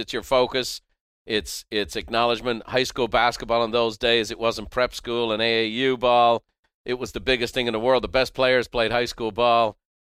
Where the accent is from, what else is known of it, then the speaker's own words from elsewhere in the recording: Ireland; I as an Irish guy, the underdog, the undersized guy, you were my guy.